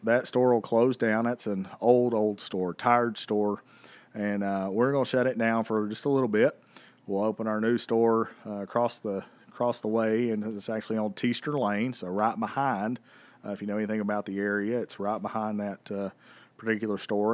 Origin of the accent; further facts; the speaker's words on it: Bristol, Tennessee, United States; I was born and raised two miles from this racetrack